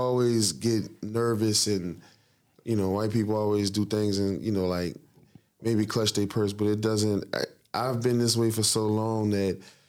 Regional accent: New Orleans, Louisiana, United States; moved away; I come from New Orleans.

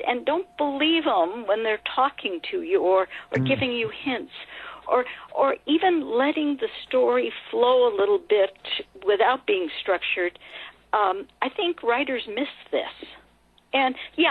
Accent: California, United States; I grew up in California

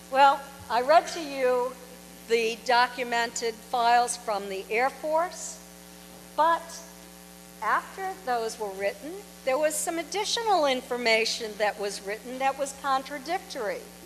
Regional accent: Kingston, New Hampshire, United States; moved away as an adult; also born or lived in Portsmouth, New Hampshire / Exeter, New Hampshire; now in Florida, United States; I now live in Florida. I've been there for seven years, but I was born in Portsmouth. I grew up in Kingston

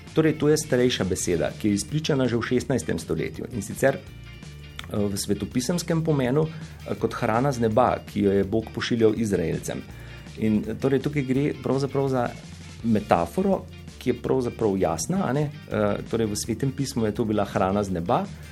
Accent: Slovenia; smo Slovenci

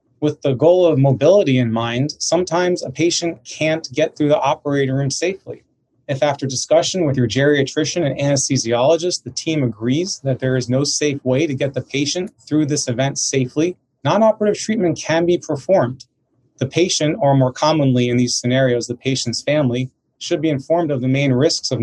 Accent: New York area, United States; also born or lived in San Francisco; I'm originally from the New York area

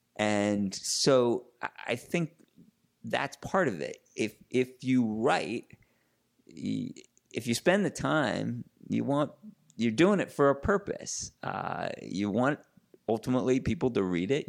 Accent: Larchmont, New York, United States; I grew up in Larchmont, New York, uh, which is a little suburb just north of, uh, New York City, northeast

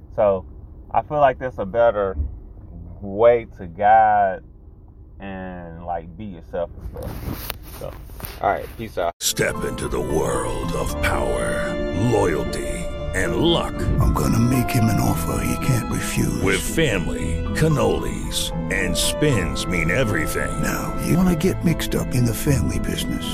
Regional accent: United States; I live in America, I'm an American

